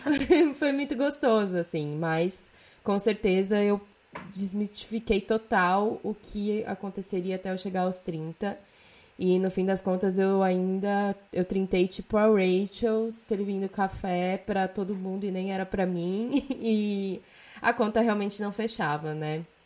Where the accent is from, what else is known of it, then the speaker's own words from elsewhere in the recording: São Paulo, Brazil; moved away as an adult; now in Europe; tinha 24 anos quando eu saí de São Paulo